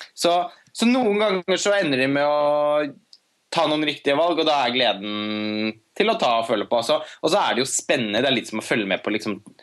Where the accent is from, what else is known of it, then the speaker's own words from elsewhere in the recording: Norway; her hjemme i Norge